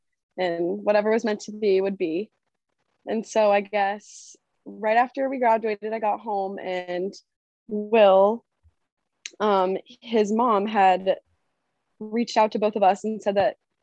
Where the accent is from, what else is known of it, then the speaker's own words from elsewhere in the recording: Massachusetts, United States; moved away as an adult; now in New Jersey, United States; from Massachusetts, but I now am a Jersey girl